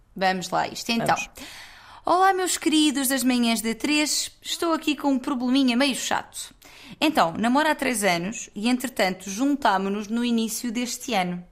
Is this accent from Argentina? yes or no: no; Loulé, Algarve, Portugal; now in Lisbon, Portugal; eu sou de Lolé, que é a terra imediatamente ao lado